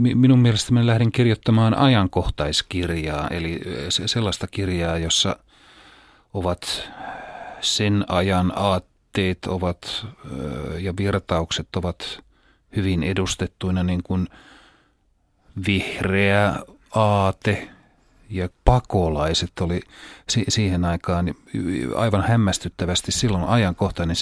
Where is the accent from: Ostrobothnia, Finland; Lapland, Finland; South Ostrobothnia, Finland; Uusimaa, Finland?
Lapland, Finland; Rovaniemi; born or raised there